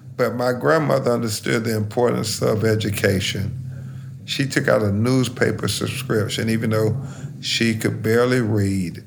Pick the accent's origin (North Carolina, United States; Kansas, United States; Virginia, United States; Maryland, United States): North Carolina, United States; Lumberton; now in Florida, United States; every other little black boy growing up in Lumberton, North Carolina